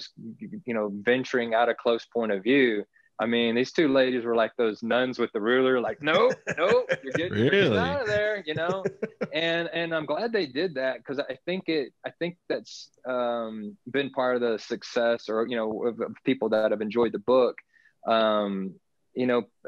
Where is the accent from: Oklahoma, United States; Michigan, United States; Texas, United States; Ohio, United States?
Texas, United States; Navasota; now in Texas High Plains, United States; Chuck Norris has a ranch right outside of my hometown of Navasota, where I grew up.